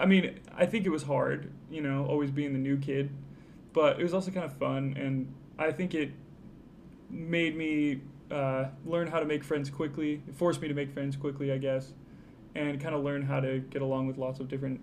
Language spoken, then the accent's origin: English; Logan, United States; born there; also born or lived in Michigan / Vancouver, Canada / Illinois; I was born in Logan, and then we moved when I was, like, 3 months old to Michigan.